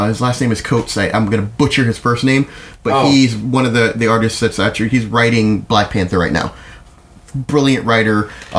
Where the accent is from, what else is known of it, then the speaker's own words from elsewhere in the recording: Jamaica; I'm proud of being Jamaican.